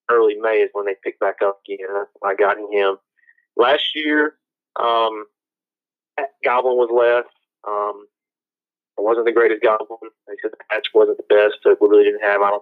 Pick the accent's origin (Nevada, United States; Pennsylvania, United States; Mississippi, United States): Mississippi, United States; now in Virginia, United States; I hunt national forest here, and it's extremely mountainous big difference from what I came from Mississippi.